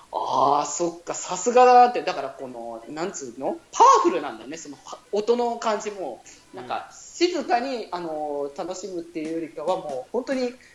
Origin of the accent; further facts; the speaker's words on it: Okazaki, Aichi, Japan; うちの地元の愛知